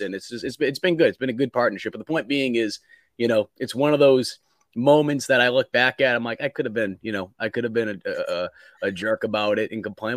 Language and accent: English; Boston, Massachusetts, United States; moved away as an adult; also born or lived in Greenville, Mississippi; now in Columbia, United States; I'm a Yankee. Um, I grew up in Boston